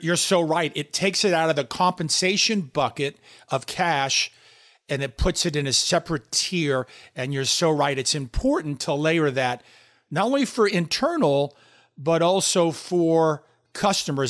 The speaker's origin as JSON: {"language": "English", "town": "New York City", "region": "New York", "country": "United States", "tie": "born or raised there", "said": "I'm from New York City, as you know, and Damon and I went to the same high school, Bayside High School"}